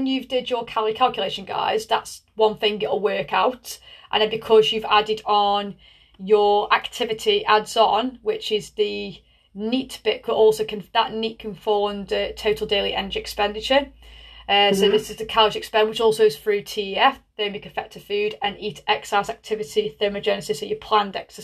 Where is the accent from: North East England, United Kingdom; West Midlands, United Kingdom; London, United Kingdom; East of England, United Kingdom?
West Midlands, United Kingdom; Tunstall; I'm from Tunstall.